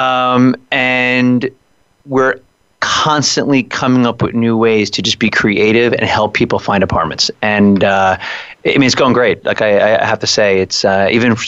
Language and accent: English; Long Island, New York, United States; I'm from Long Island